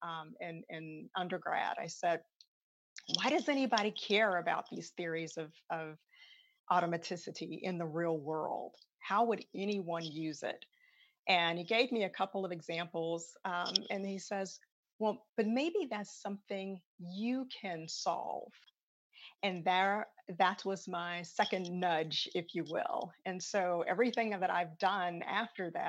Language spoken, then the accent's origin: English; Chicago, Illinois, United States; I am from Chicago. And so my commitment is to go back home to my high school, Hyde Park Career Academy on the south side of Chicago